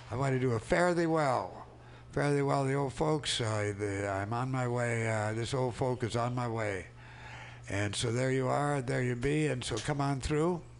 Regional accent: Minneapolis, Minnesota, United States; I'll be stopping in Minneapolis, my hometown.

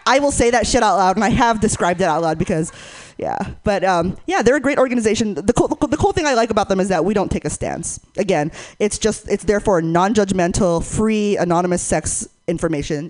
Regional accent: Northern California, United States; I grew up in NorCal, so uh, please forgive my lack of an accent

